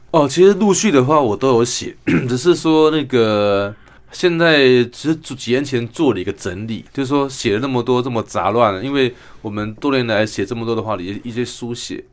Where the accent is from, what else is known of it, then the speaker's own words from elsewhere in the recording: Kinmen, Fujian Province, Taiwan; 我小时候在住在金门